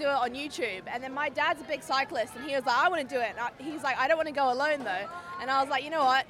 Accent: Brisbane, Queensland, Australia; Brisbane, Australia.

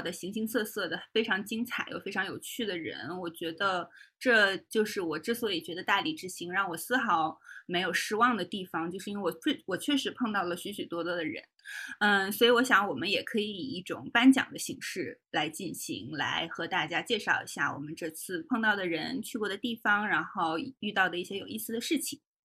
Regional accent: Shenyang, Liaoning, China; moved away; 作为沈阳人在外，我现在还是会跟大家就是先介绍说我是东北的

